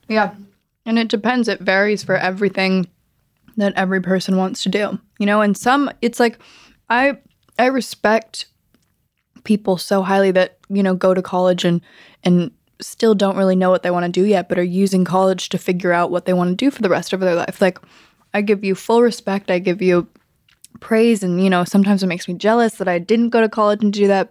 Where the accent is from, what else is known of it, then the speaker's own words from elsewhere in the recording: Los Angeles, California, United States; growing up in Los Angeles with my family